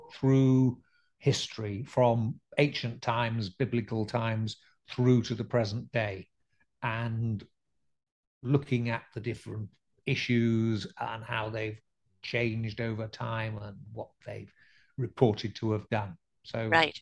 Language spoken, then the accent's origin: English; Scarborough, Yorkshire and the Humber, United Kingdom; we lived in a fairly spooky old house by the harbour side in Scarborough